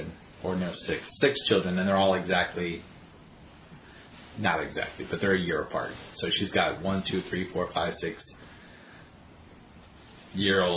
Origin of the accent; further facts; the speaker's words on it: Orlando, Florida, United States; I was born in Orlando